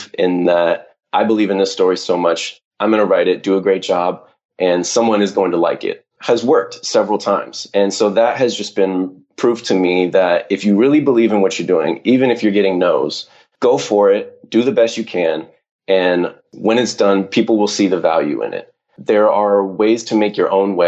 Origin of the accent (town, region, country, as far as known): Southern California, United States